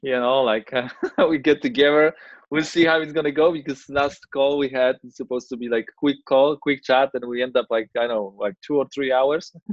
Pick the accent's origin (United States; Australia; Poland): Poland; Gdańsk, Pomeranian Voivodeship; I'm from Gdańsk, you know, which is North Poland, uh, next to Baltic Sea